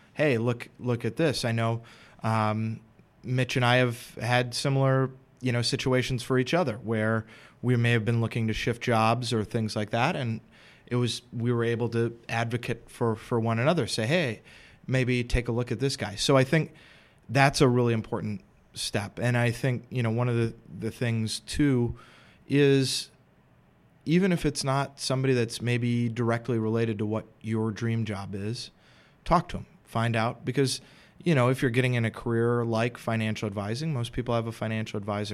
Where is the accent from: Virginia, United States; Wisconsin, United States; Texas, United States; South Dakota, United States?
Wisconsin, United States; Madison; moved away as an adult; also born or lived in Philadelphia; I'm originally from Madison